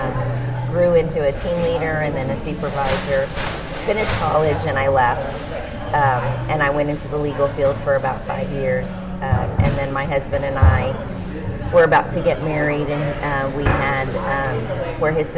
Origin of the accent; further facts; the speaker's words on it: Corpus Christi, Texas, United States; moved away as an adult; now in Austin, United States; I'm originally from Corpus Christi